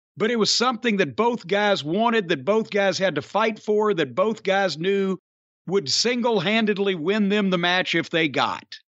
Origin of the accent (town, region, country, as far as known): Louisville, Kentucky, United States; born or raised there